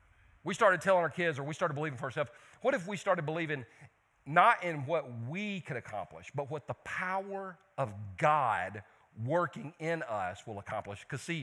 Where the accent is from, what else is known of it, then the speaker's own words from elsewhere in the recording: Belton, United States; I'm from Belton. Okay, other than that standpipe thing, y'all ain't got anything in Belton.